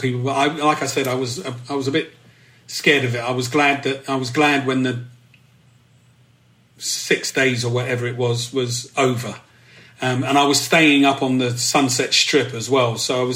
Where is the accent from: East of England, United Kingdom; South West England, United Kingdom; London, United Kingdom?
London, United Kingdom; moved away as an adult; I saw myself very much as a Londoner